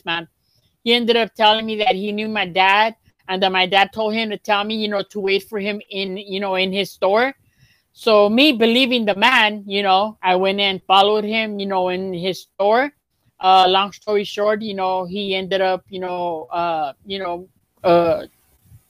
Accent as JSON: {"language": "English", "town": "Los Angeles", "region": "California", "country": "United States", "tie": "born or raised there", "said": "I grew up in South Central"}